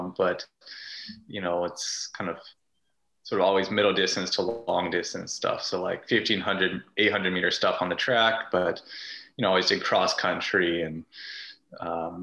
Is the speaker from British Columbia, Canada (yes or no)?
yes; Prince George, British Columbia, Canada; moved away as an adult; now in Vancouver, Canada; I grew up in Prince George